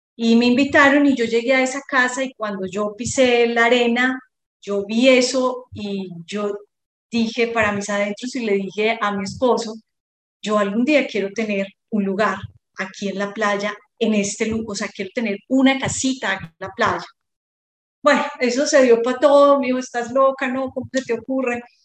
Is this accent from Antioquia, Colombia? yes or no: yes; Medellín, Antioquia, Colombia; moved away as an adult; now in Montería, Colombia; yo soy de Medellín, pero hace casi 20 años estoy en estas tierras de Córdoba y mm, llegué a Montería